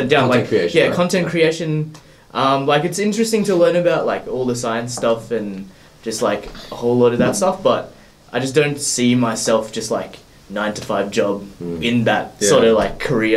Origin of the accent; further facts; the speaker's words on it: Australia; also born or lived in Philippines; I was born there, stayed there till about 2 years old, came back here, and just pretty much been living here ever since